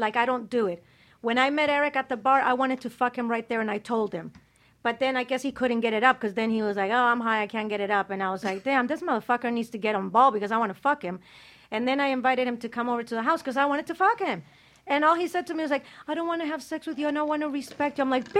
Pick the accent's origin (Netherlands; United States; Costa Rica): Costa Rica; Costa Rican. From my hometown.